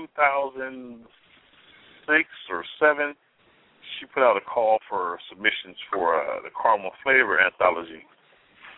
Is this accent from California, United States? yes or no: yes; Oakland, California, United States; born and raised in Oakland, California, all my life